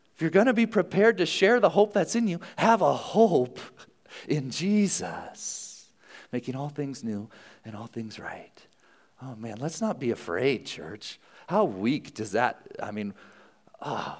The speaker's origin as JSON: {"language": "English", "country": "United States", "said": "as American citizens"}